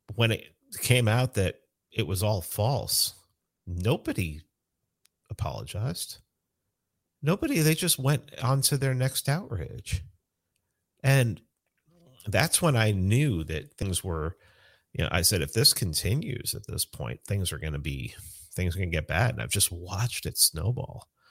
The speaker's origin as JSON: {"language": "English", "town": "New York City", "region": "New York", "country": "United States", "tie": "born or raised there", "moved": "yes", "said": "I grew up in the South Bronx"}